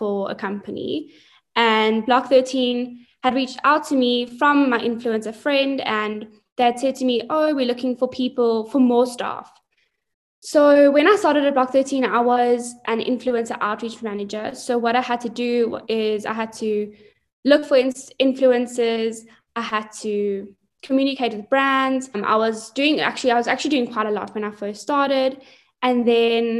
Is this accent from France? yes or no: no; Johannesburg, Gauteng, South Africa; also born or lived in Hilton, KwaZulu-Natal; I was born and bred in Joburg